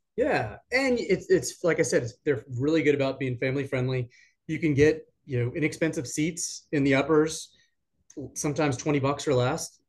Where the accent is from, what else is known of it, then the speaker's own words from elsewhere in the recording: Richmond, Virginia, United States; moved away as an adult; now in Raleigh, United States; back in Richmond, my hometown